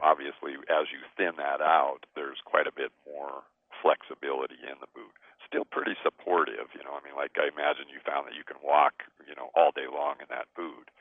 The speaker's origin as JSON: {"language": "English", "town": "Great Falls", "region": "Montana", "country": "United States", "tie": "born or raised there", "said": "I was basically born and raised in in Montana. I come from Great Falls"}